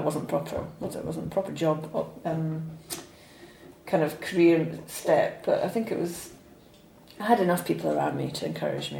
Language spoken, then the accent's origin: English; Falkirk, Scotland, United Kingdom; I was born in Falkirk, okay. which is sort of equidistant between Glasgow and Edinburgh